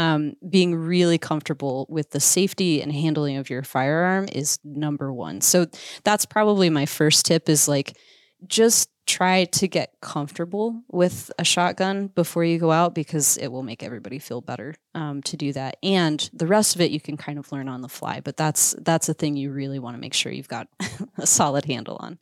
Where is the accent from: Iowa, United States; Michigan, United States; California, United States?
Iowa, United States; moved away as an adult; also born or lived in Missouri / Alaska; I grew up in Iowa.